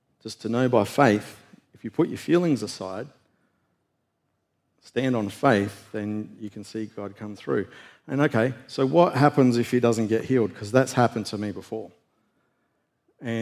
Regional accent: Australia; moved away; I was in the national weightlifting team back in Australia

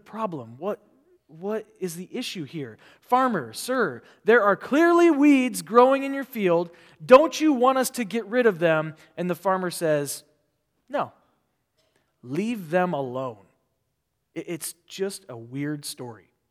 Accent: Omaha, Nebraska, United States; now in California, United States; I grew up in the city in Omaha, Nebraska

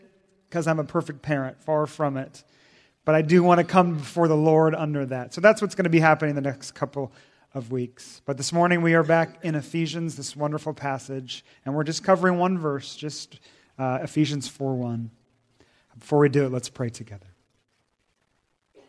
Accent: Washington, United States; moved away; I grew up in Washington State, 3,000 miles away

